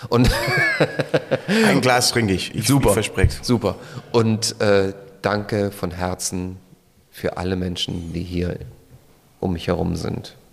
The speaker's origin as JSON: {"language": "German", "country": "Austria", "said": "dass ich irgendwo in ein anderes Land fliege. Ähm, als Österreicher natürlich."}